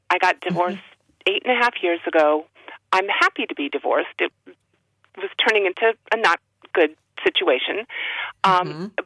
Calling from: Massachusetts, United States

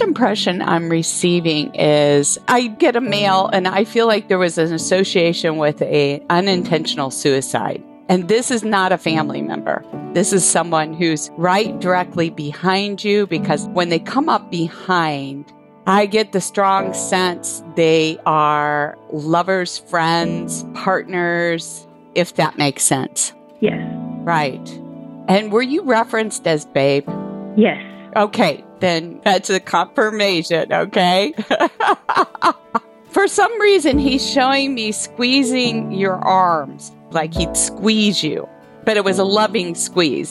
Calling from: Lynchburg, Tennessee, United States; I'm calling from Lynchburg, Tennessee

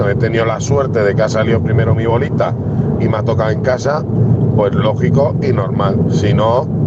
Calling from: Alicante, Valencian Community, Spain; Amigos de Fútbol de Radio … de Alicante.

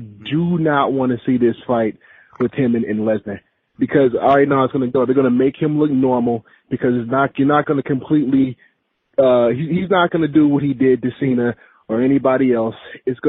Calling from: Columbus, Georgia, United States; How's it going, gentlemen? … from Columbus.

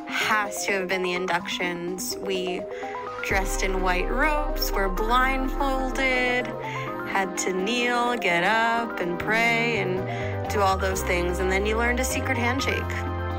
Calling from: Fort Myers, Florida, United States; I'm calling from Fort Myers, Florida.

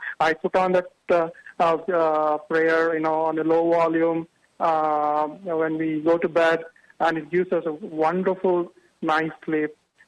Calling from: New Albany, Ohio, United States; I'm calling from New Albany, Ohio.

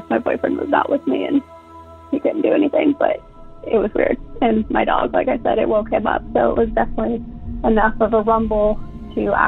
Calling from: Central Illinois, United States; I'm calling from Central Illinois

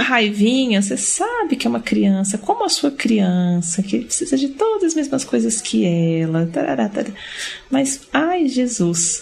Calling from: Brasília, Federal District, Brazil; eu falo de Brasília

